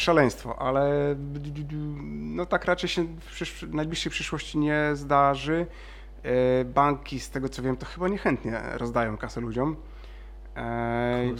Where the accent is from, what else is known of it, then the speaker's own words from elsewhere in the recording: Szczecin, West Pomeranian Voivodeship, Poland; ja też jestem ze Szczecina